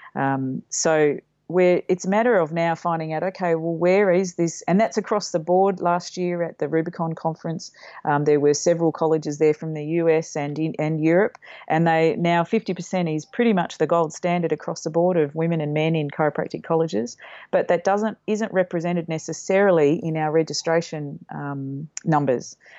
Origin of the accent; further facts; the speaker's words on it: Mildura, Victoria, Australia; moved away; I grew up in Mildura, a country town up on the Murray